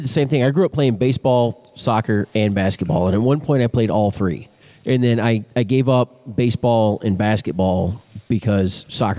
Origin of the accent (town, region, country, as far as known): a town near Dallas, Texas, United States; born or raised there